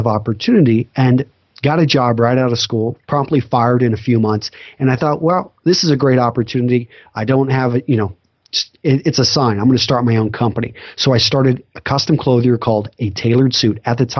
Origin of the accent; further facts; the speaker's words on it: Texas, United States; also born or lived in Iowa; I grew up in West Texas, ended up going to college in Iowa, went into the Marine Corps, served as an officer.